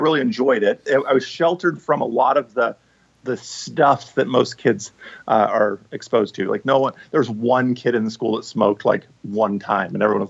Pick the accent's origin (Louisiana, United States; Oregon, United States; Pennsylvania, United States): Oregon, United States; Portland; born or raised there; also born or lived in Bellevue, Washington; now in Vancouver, Washington, United States